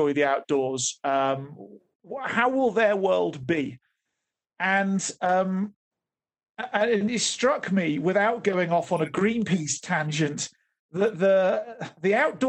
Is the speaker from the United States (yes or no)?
no; Oxfordshire, South East England, United Kingdom; moved away as an adult; now in Johannesburg, South Africa; I was brought up in Oxfordshire in the UK, and that was predominantly my base over the years.